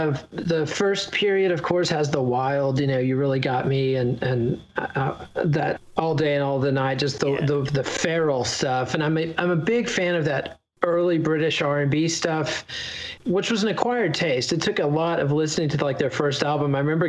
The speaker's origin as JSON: {"language": "English", "region": "Texas", "country": "United States", "said": "And for me as a Texan, it was so evocative of a place that seemed so exotic and glamorous to me."}